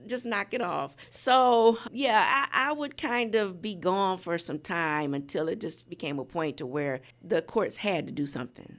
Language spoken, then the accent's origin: English; Michigan City, Indiana, United States; also born or lived in Chicago; I'm from Michigan City, such a small town